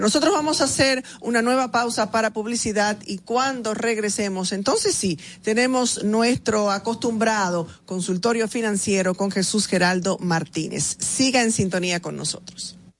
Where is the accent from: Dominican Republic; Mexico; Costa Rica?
Dominican Republic; somos los mismos dominicanos